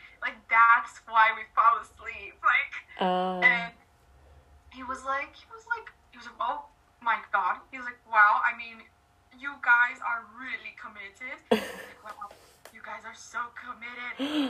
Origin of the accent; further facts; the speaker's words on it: Los Angeles, California, United States; I'm from LA.